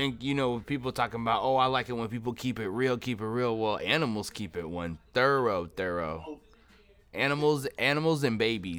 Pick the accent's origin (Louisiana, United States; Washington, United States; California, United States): Washington, United States; Seattle; I'm from the West Coast, but Seattle is kind of like a baby New York in a way